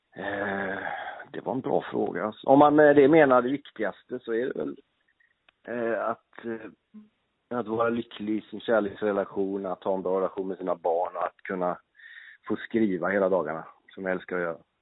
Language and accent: Swedish; Gothenburg, Västra Götaland, Sweden; moved away as an adult; also born or lived in Norrköping; now in Stockholm, Sweden; jag är ju uppväxt i Göteborg, bodde i Göteborg mina första 30 år